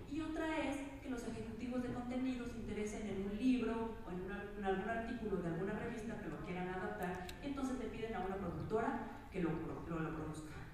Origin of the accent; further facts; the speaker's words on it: Mexico; yo soy mexicana